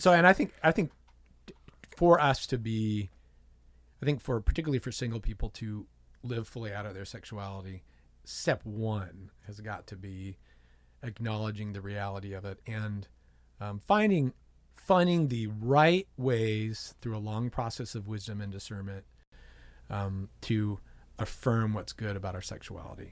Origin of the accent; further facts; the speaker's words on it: San Diego, California, United States; I grew up in San Diego